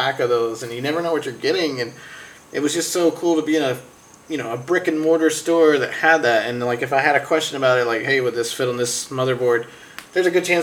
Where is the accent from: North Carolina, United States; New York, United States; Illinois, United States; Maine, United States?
North Carolina, United States; I'm from North Carolina